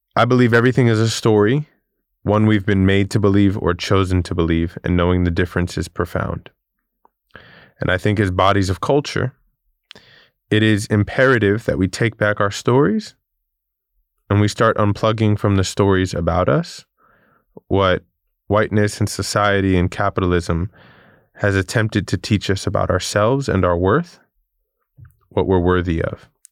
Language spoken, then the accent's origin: English; New York City, New York, United States; I grew up in Queens, New York